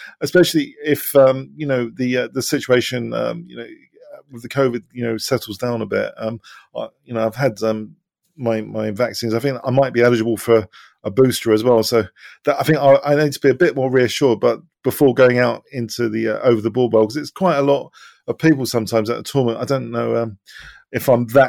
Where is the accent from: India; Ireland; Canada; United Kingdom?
United Kingdom; England; my parents are from Cyprus originally. So I was born in England